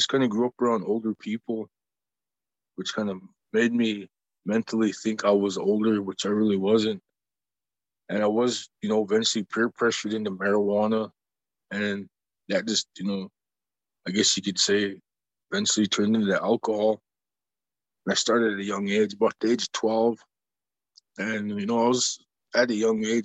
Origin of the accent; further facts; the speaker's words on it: Browning, Montana, United States; I grew up in Browning myself, the community.